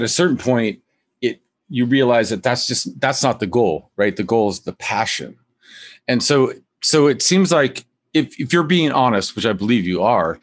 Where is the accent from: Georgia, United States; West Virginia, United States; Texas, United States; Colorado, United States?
Colorado, United States; Boulder; also born or lived in Greeley / Denver; I was born in Greeley. We lived in Boulder. And I think we may have transitioned in Denver.